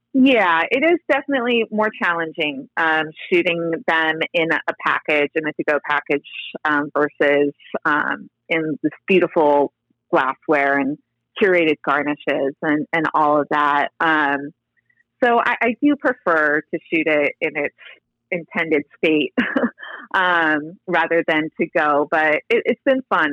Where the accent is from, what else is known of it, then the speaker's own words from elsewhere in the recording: Fountain Valley, California, United States; also born or lived in Los Angeles; in Fountain Valley where I grew up in Southern California